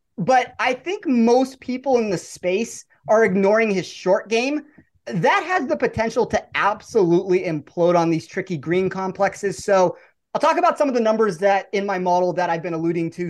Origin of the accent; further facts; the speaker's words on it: Las Vegas, Nevada, United States; I'm born and raised in Vegas